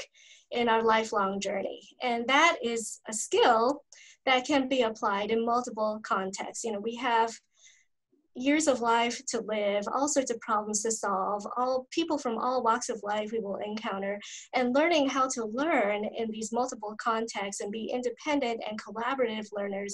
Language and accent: English; East Coast, United States; moved away as an adult; I was born and raised on the East Coast, and when I moved to the West Coast for graduate studies